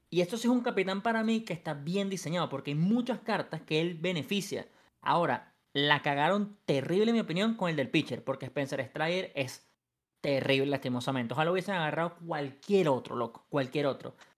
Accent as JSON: {"language": "Spanish", "country": "Venezuela", "moved": "as an adult", "lives_now": "Mexico", "said": "Pero en Venezuela sí yo lo hacía. Yo lo dejé de hacer hasta que me mudé fuera de Venezuela"}